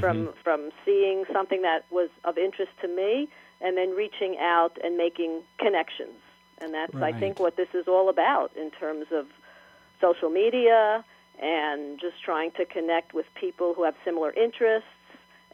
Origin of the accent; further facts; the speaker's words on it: New York, United States; I'm from New York, where it's starting to actually get warm.